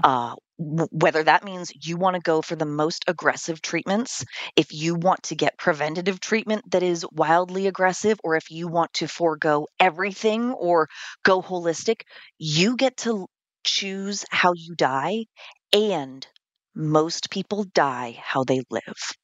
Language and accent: English; California, United States; now in Vermont, United States; I'm originally from California